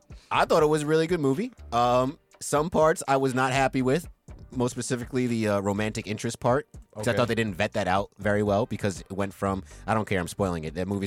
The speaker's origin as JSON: {"language": "English", "area": "Westchester", "region": "New York", "country": "United States", "said": "I know I'm from Westchester, but I've been in Washington Heights a lot just for basketball reasons."}